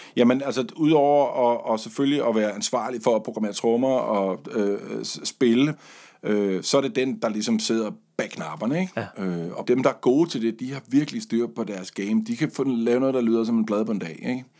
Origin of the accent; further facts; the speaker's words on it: Funen, Southern Denmark, Denmark; har stået i læsen i en radio-tv-butik på Fyn, hvor jeg kommer fra